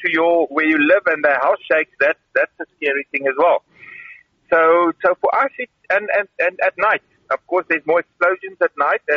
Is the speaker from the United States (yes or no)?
no; Karoo, South Africa; moved away as an adult; now in Kyiv, Ukraine; I come from the Karoo